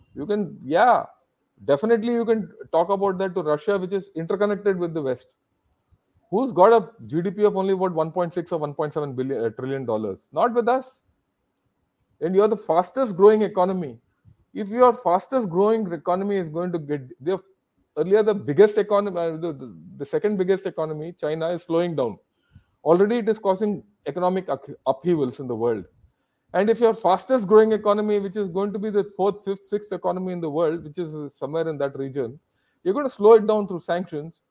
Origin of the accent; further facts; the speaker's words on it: India; I am an Indian.